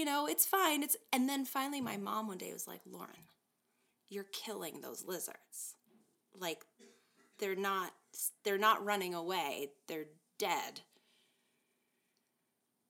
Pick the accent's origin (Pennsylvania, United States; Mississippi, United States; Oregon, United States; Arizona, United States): Arizona, United States; I grew up in Arizona